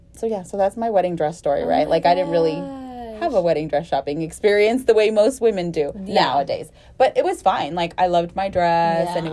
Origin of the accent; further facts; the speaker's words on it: the Rio Grande Valley, Texas, United States; moved away as an adult; now in Houston, United States; I lived here in Houston already, and growing up in the Valley, we had a seamstress.